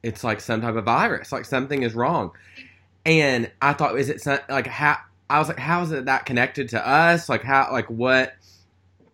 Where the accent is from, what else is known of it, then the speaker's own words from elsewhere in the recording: Stuttgart, Arkansas, United States; moved away; my hometown, Stuttgart, Arkansas